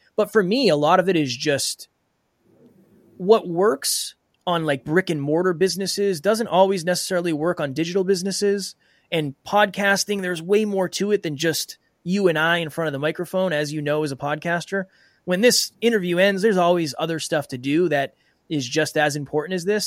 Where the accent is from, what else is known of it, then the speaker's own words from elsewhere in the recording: Uxbridge, Massachusetts, United States; I was raised in a very small town called Uxbridge in Massachusetts.